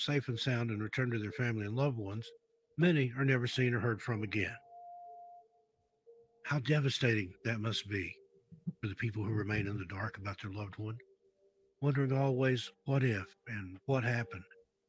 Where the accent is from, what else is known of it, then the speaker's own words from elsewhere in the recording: East Tennessee, United States; I was born and raised in East Tennessee in the foothills of the Appalachians there.